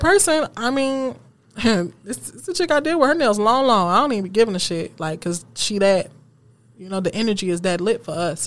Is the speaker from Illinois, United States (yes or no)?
no; Seven Mile, Michigan, United States; I grew up on Seven Mile